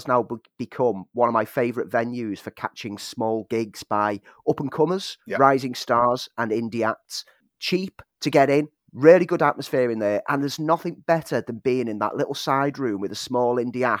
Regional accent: Liverpool, North West England, United Kingdom; now in Sheffield, United Kingdom; when I came from Liverpool to Sheffield to study, it became a key part of my student life.

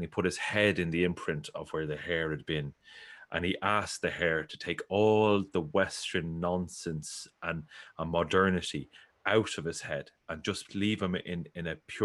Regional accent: Ireland; I grew up in the Gaeltacht

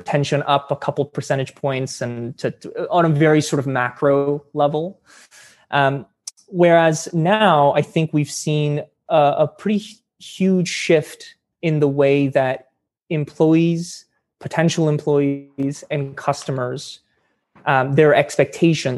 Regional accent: Edmonton, Alberta, Canada; I grew up in Edmonton

